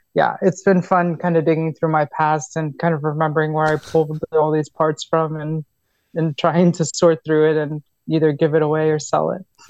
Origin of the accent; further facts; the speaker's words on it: New York, United States; moved away; also born or lived in Florida; I was born in New York